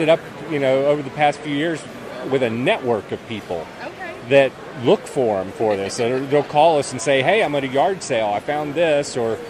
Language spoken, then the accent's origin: English; North Carolina, United States; I'm from North Carolina.